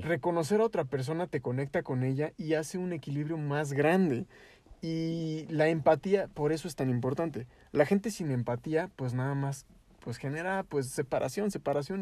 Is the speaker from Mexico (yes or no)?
yes; Mexico; yo vengo de México